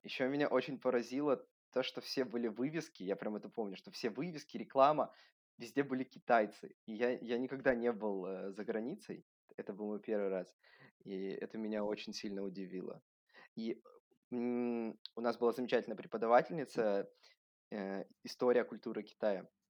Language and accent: Russian; Vladivostok, Primorsky Krai, Russia; moved away as an adult; also born or lived in Shanghai, China; now in Germany; я сам родился во Владивостоке, всю жизнь там, ну, не всю жизнь, там до каких-то 22 лет я там жил.